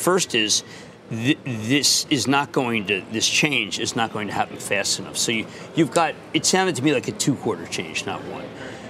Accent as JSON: {"language": "English", "town": "Philadelphia", "region": "Pennsylvania", "country": "United States", "moved": "yes", "said": "you haven't lived in Philadelphia in 50 years."}